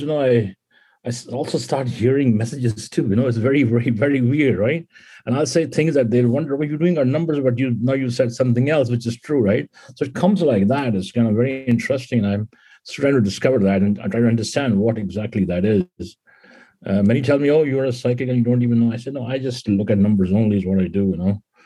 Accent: India; moved away as an adult; now in California, United States; growing up in India

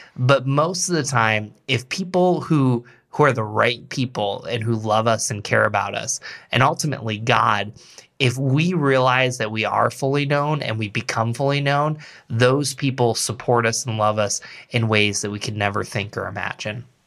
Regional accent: Endicott, New York, United States; moved away as an adult; also born or lived in Philadelphia area; now in Rochester, United States; I grew up in the Binghamton area, actually Endicott, New York

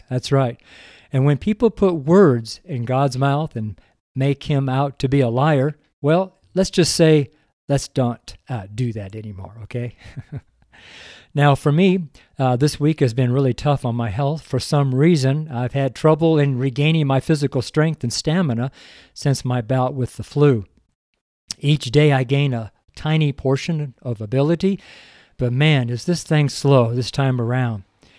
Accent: California, United States; also born or lived in Redding; now in Boulder, United States; I'm from Northern California, and I've been totally spoiled over the last 30 years of living in Redding, California. But now I'm here as a missionary in Boulder, Colorado

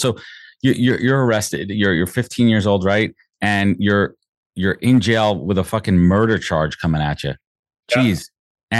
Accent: New York City, New York, United States; I grew up in Brooklyn, Sheepshead Bay, Brooklyn

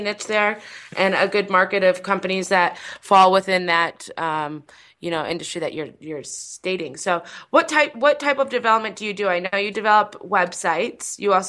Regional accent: Michigan, United States; now in Las Vegas, United States; I'm from Michigan, and unfortunately, like the summer before I moved out to Las Vegas

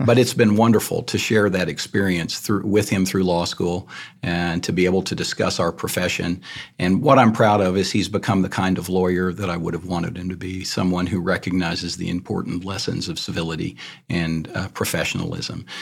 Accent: Iowa Park, Texas, United States; born or raised there; moved away as an adult; also born or lived in San Antonio, Texas / Austin, Texas

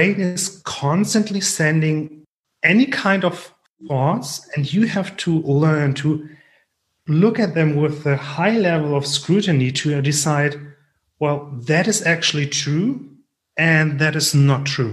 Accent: Germany; accent: thick German; English is a second language; my thick German accent

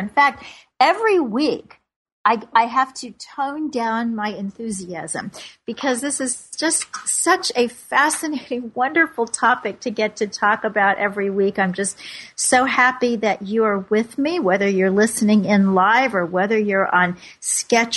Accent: Kansas City, Missouri, United States; also born or lived in Lee's Summit, Missouri; now in New York City, United States; I am just back from my hometown. I was out in Kansas City, Missouri

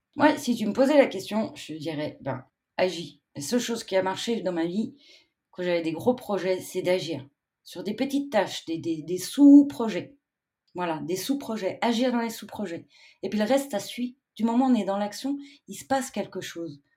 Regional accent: Switzerland; chez nous en Suisse

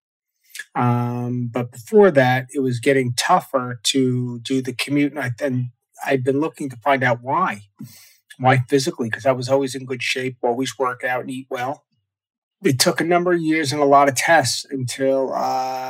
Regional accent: Long Island, New York, United States; also born or lived in Ohio; I grew up on Long Island on the East Coast here

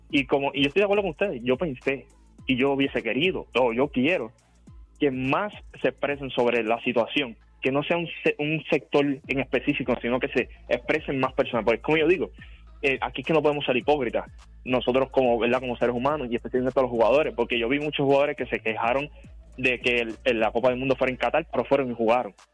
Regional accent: Argentina; todo el mundo sabe que soy argentino, a mí me encantaría que ellos levantaran la copa

